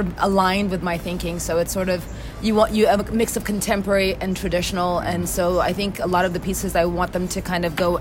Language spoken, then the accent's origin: English; Westchester, New York, United States; born or raised there; now in Ghana